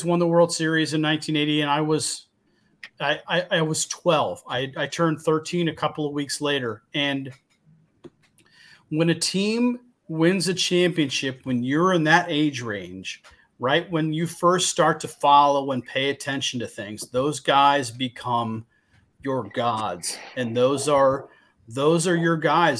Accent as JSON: {"language": "English", "region": "Southwest Ohio", "country": "United States", "tie": "born or raised there", "also_born_or_lived": "Clearwater", "moved": "yes", "said": "I grew up in Southwest Ohio."}